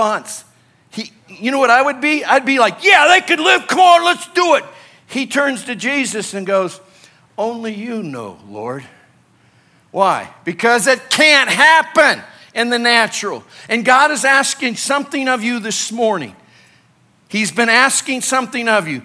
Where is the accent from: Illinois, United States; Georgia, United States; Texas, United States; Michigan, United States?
Illinois, United States; also born or lived in California; now in Colorado, United States; I grew up in Illinois